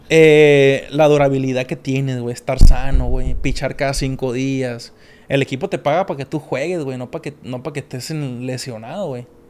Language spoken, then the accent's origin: Spanish; Mexico; somos que como cuatro mexicanos nomás los que estamos ahí